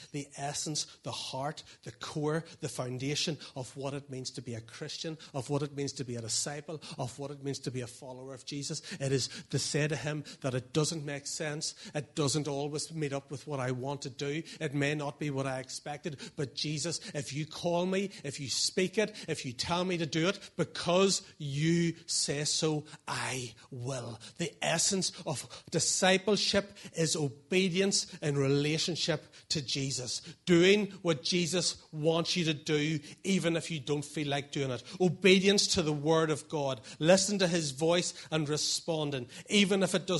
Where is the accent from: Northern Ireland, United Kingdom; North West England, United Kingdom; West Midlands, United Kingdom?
Northern Ireland, United Kingdom; Portadown; moved away as an adult; also born or lived in Lurgan / Dublin; now in Craigavon, United Kingdom; I was from Portadown